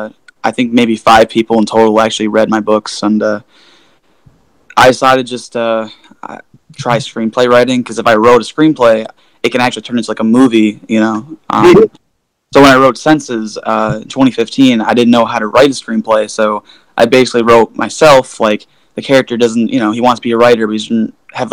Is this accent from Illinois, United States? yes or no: yes; Oak Forest, Illinois, United States; I am from Oak Forest, Illinois